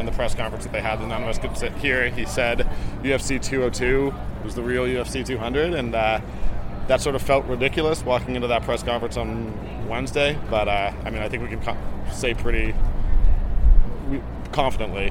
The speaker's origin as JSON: {"language": "English", "town": "Toronto", "region": "Ontario", "country": "Canada", "tie": "born or raised there", "said": "I'm Canadian. I'm born and raised in Toronto"}